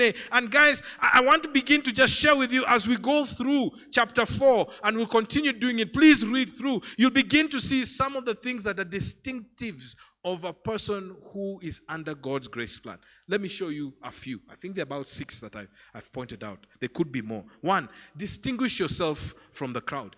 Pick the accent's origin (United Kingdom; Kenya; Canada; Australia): Kenya; Lake region; I come from the Lake region